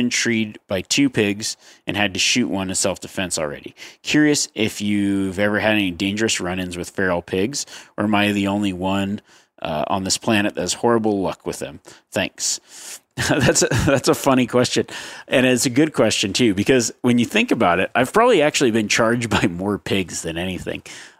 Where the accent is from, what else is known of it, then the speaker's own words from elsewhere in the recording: Northeast, United States; now in Florida, United States; I grew up in the Northeast and after college moved to Florida.